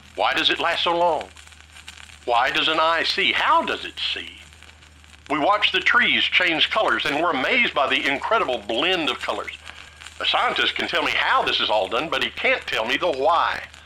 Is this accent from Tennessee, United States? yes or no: yes; Tennessee, United States; I grew up in Tennessee, a landlocked state